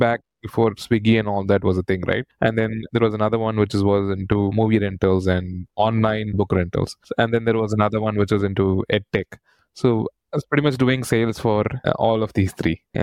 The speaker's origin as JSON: {"language": "English", "town": "Chennai", "region": "Tamil Nadu", "country": "India", "tie": "born or raised there", "said": "I was born and brought up in Chennai. So I went done my entire schooling and engineering in Chennai"}